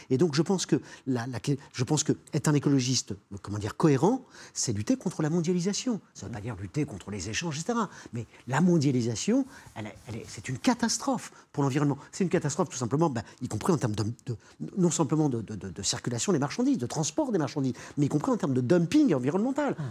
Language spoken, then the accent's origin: French; Normandy, France; Je suis normand